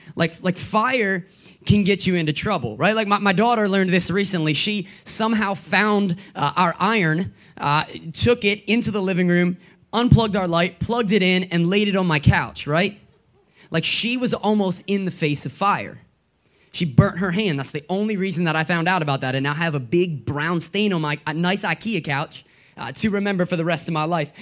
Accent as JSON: {"language": "English", "area": "Gettysburg area", "region": "Pennsylvania", "country": "United States", "moved": "yes", "lives_now": "Philadelphia area, United States", "said": "I'm from uh, Gettysburg, and when I say Gettysburg, what I mean is I'm from a town so small that no one's ever heard of it"}